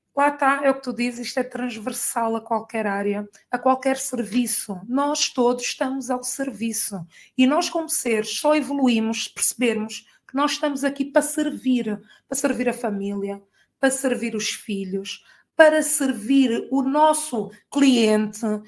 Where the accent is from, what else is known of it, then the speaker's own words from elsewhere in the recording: Angola; moved away as an adult; also born or lived in Portugal; eu sempre vivi em Angola, né? Sou angolana, fui fazer a faculdade e trabalhei lá e depois vim para cá